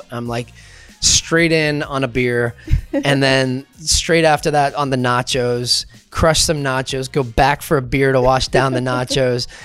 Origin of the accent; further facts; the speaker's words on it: Scotland, United Kingdom; I grew up in Scotland and I know it's like the United Kingdom when England won the World Cup in '66.